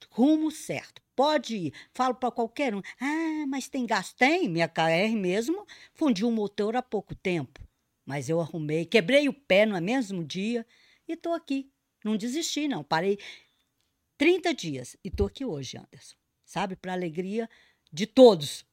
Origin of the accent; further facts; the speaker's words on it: Brazil; Nós somos brasileiros e brasileiras.